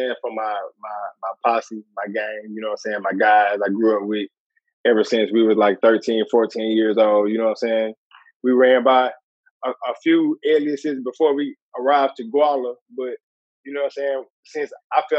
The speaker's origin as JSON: {"language": "English", "town": "Columbus", "region": "Ohio", "country": "United States", "tie": "born or raised there", "also_born_or_lived": "Louisville", "moved": "as an adult", "said": "I probably moved to Columbus when I was like 7. And I stayed there until basically till I was like 20-something."}